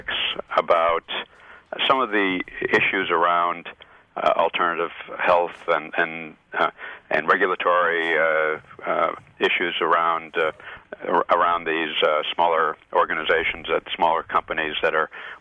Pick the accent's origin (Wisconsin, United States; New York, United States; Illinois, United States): Illinois, United States; Chicago; now in New Hampshire, United States